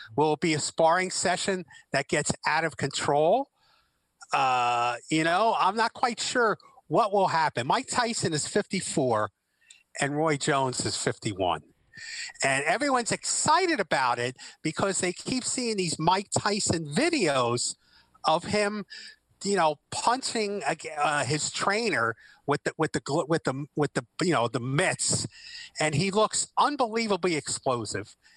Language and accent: English; New York City, New York, United States; growing up in Brooklyn